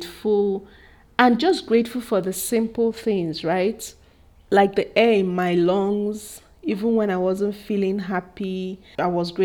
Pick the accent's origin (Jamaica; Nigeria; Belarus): Nigeria; Igbo, Igboland; especially from where I'm from. I'm Igbo, and we eat cassava well